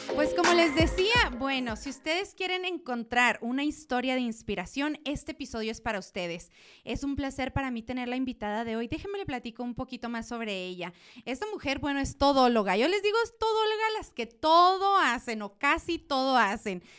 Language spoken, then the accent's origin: Spanish; Chihuahua, Mexico; otra de Chihuahua